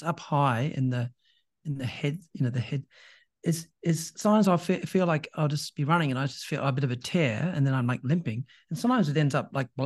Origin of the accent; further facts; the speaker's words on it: New Zealand; I was born in New Zealand